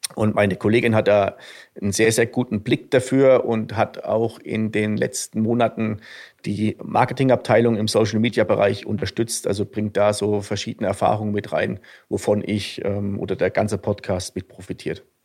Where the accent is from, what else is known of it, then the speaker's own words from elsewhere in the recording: a small village near Suhl, southern Thuringia, Germany; accent: Franconian; moved away as an adult; now in Garmisch-Partenkirchen, Germany; Also ich komme ursprünglich aus Südthüringen, einem, ähm, einem kleinen Dorf in der Nähe von Suhl.